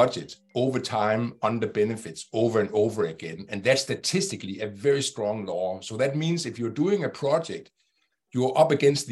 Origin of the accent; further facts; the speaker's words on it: Denmark; Denmark, which is my home country